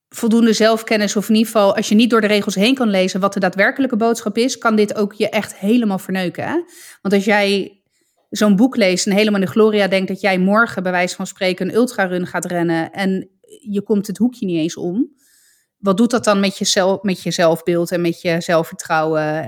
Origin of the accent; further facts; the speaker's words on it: Italy; voor mij als Italiaan